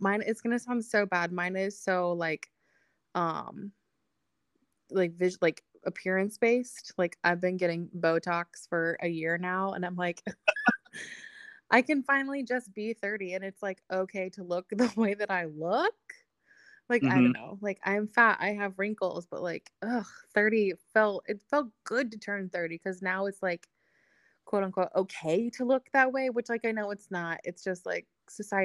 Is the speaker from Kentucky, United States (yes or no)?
yes; Morning View, Kentucky, United States; moved away; I'm from Northern Kentucky